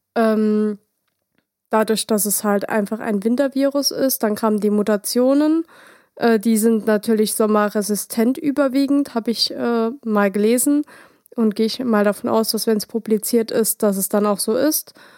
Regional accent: Saarland, Germany; bei uns im Saarland

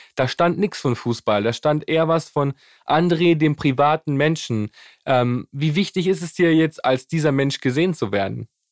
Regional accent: Germany; bei uns in Europa, bei uns in Deutschland

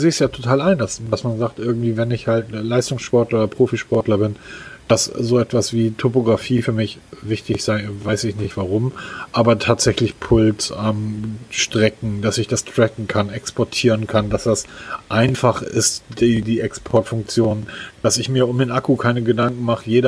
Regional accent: Hamburg, Germany; Ich komme aus Hamburg.

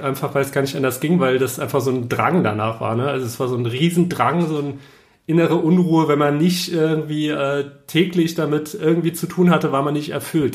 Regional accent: Saarland, Germany; moved away as an adult; also born or lived in Allgäu / Stuttgart; now in Berlin, Germany; Ich komme aus dem Saarland und äh, habe dort 18 Jahre gelebt

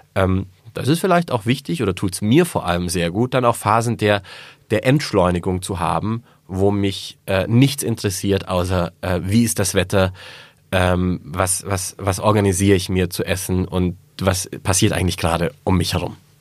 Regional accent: Swabia, Germany; ich bin Schwabe

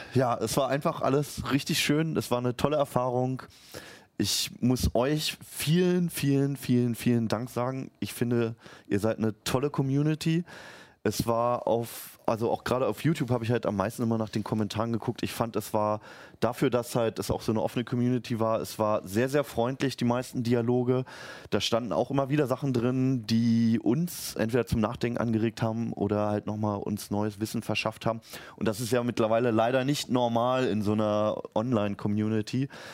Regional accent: Berlin, Germany; born or raised there; moved away as an adult; now in Hanover, Germany

